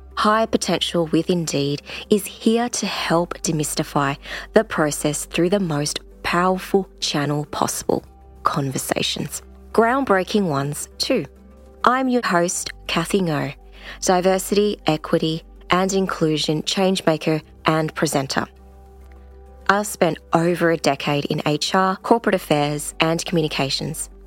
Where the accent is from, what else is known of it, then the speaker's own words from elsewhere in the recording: Australia; I identify as Asian Australian. I'm born here, bred here